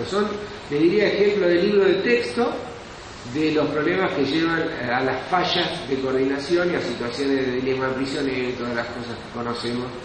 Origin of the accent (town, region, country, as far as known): Argentina